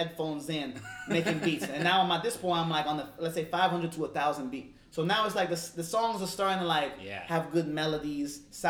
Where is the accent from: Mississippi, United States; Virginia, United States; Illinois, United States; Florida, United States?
Illinois, United States; Chicago; I pride myself up growing up downtown Chicago. Because I grew up with blacks, Asians, Latinos.